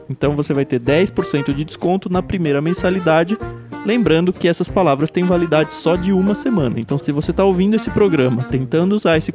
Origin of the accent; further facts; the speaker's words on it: Jundiaí, São Paulo, Brazil; now in São Paulo, Brazil; eu cresci no interior, não muito interior, né? Cresci em Jundiaí, mas lá é tudo é caipira, né?